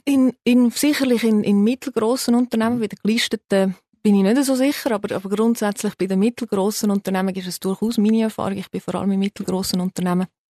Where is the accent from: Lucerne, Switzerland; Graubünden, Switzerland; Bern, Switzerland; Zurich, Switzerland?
Zurich, Switzerland; also born or lived in United States; Ich bin in der Schweiz geboren